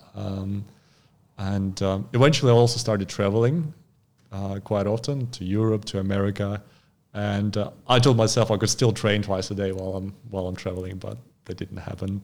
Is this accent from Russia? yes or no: yes; Khabarovsk Krai, Russia; English is a second language; moved away as an adult; also born or lived in Sakhalin Island, Russia; now in Australia; And then I moved to the mainland state of, uh, Khabarovsk. So, and that's, that's where I spent most of my life